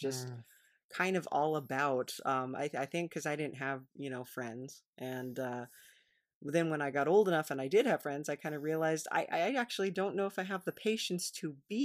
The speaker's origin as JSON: {"language": "English", "region": "California", "country": "United States", "said": "I am a Californian."}